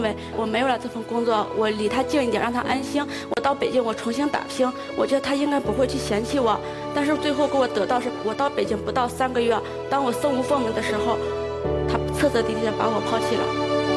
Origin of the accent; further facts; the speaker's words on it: Handan, Hebei, China; 我老家是邯郸